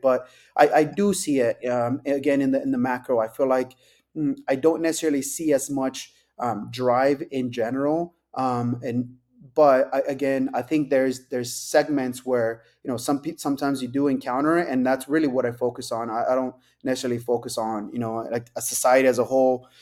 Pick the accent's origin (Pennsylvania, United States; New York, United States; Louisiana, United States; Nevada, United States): Nevada, United States; Las Vegas; born and raised in Vegas